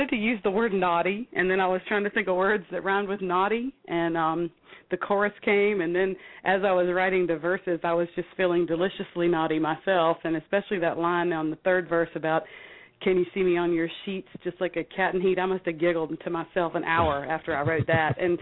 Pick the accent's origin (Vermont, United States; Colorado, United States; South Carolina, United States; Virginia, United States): South Carolina, United States; Clemson; accent: drawl; now in San Francisco, United States; Clemson, South Carolina